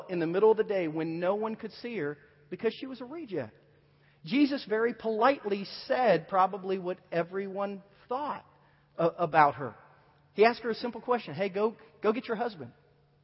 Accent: Southern Ohio, United States; moved away as an adult; also born or lived in Virginia; now in Kansas City, United States; I grew up in Southern Ohio, lived in Southern Ohio all my life, a very small country farming town in Southern Ohio.

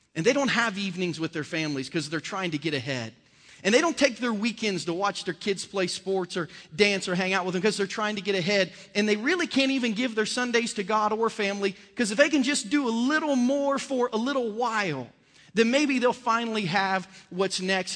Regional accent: Bainbridge, Ohio, United States; now in Jackson County, Missouri, United States; I was born in a, in a little town called Bainbridge, Ohio, that had two thousand people in it, one stoplight in southern Ohio

